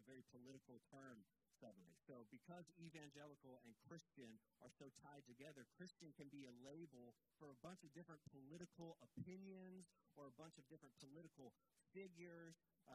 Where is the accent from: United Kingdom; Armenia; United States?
United States; Georgia; now in Pensacola, United States; I grew up in Georgia